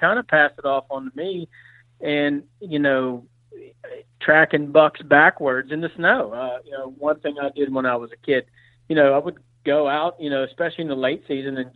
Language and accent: English; Pennsylvania, United States; I grew up in Pennsylvania. I grew up in the mountainous region of Pennsylvania